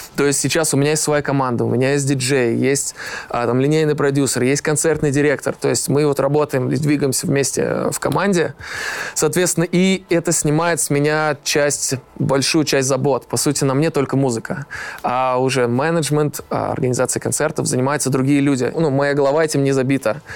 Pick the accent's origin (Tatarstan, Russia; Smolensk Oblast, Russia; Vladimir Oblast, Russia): Tatarstan, Russia; Almetyevsk; Сам я родом из Альметьевска